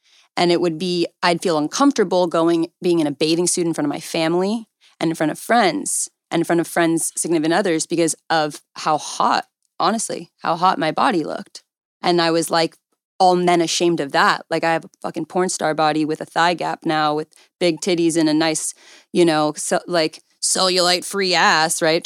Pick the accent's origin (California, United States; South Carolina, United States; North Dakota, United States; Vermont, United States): California, United States; Calabasas; I grew up in Calabasas, so I literally went to high school with, like, Kylie Jenner.